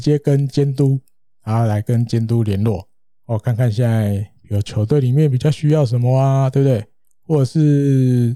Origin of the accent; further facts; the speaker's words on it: Taiwan; 我们台湾人